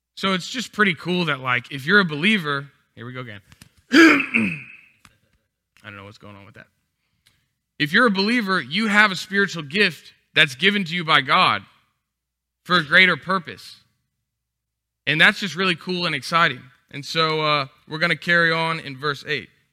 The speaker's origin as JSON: {"language": "English", "region": "Texas", "country": "United States", "moved": "as an adult", "lives_now": "Louisiana, United States", "said": "I'm from Texas, so every year we would come visit our relatives"}